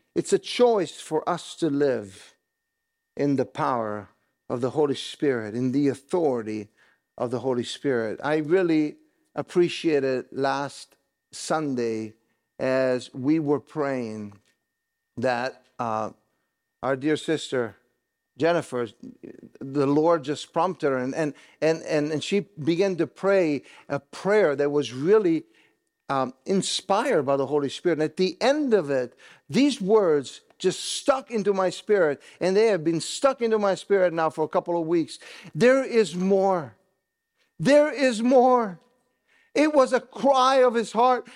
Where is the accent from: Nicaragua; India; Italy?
Italy; moved away; I grew up in Italy